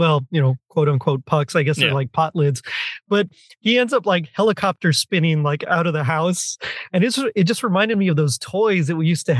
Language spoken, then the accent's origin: English; Texas, United States; I'm from Texas, where, like, hockey's not really a thing.